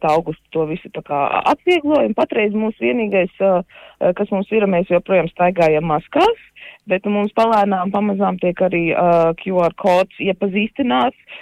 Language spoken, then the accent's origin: Latvian; Latvia; kad tomēr mēs esam latvieši un, un ka mums ir šī kultūra, kuru mēs varam svinēt.